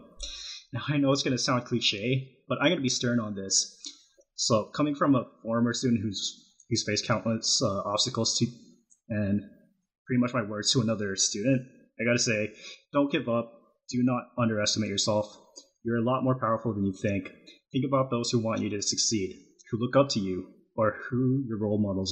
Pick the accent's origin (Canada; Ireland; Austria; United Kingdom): Canada; Calgary, Alberta; moved away as an adult; now in Loma Linda, United States; I was born and raised in Calgary, Alberta, Canada, and moved to Loma Linda, California late 2011 to pursue my studies in IT